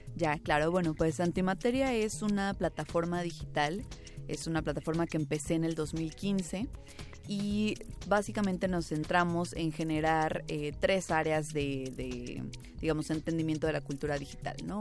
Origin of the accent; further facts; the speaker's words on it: Toluca, State of Mexico, Mexico; yo no soy de la Ciudad de México, yo soy de Toluca